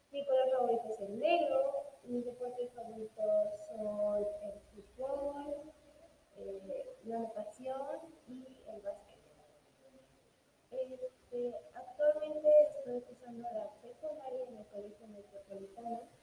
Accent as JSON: {"language": "Spanish", "region": "Mexico City", "country": "Mexico", "tie": "born or raised there", "said": "hoy les voy a contar todo sobre mí. Yo nací en la Ciudad de México y tengo, actualmente tengo 14 años. Eh, nací en 2007, del 13 de marzo."}